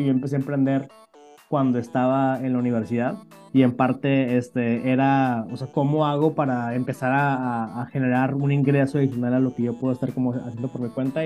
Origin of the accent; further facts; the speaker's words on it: Monterrey, Nuevo León, Mexico; soy originario de México, del norte de México, de, de Monterrey